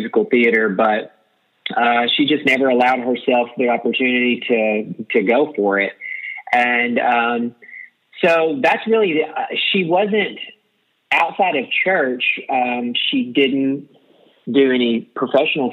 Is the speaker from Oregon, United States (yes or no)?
no; Beebe, Arkansas, United States; moved away as an adult; also born or lived in Little Rock, Arkansas; now in Nashville, United States; from a small town in Arkansas called BB, and I grew up there